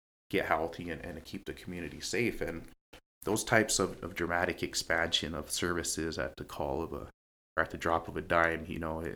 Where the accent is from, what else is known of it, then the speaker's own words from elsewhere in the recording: Pine Ridge, South Dakota, United States; growing up in Pine Ridge